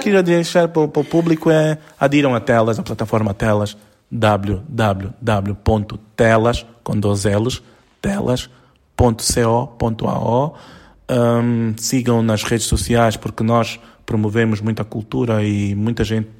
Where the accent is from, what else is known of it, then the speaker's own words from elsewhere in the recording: Lubango, Huíla, Angola; eu como sou do Lubango e sempre subi montanhas